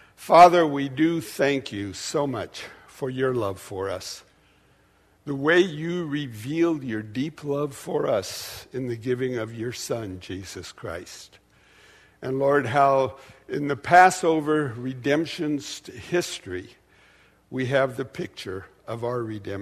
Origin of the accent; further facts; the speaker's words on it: Portland, United States; also born or lived in Dallas; I was raised in Portland in a conservative Jewish family